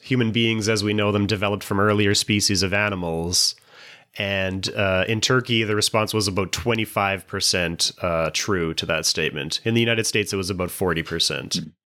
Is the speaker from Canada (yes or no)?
yes; Canada; in Canada, especially in the 90s, a lot of our popular culture was dominated by showing that we're not American